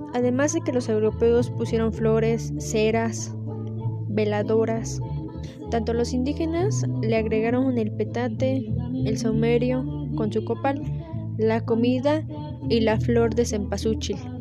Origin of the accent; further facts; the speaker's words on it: Mexico; nuestras raíces son indígenas y españolas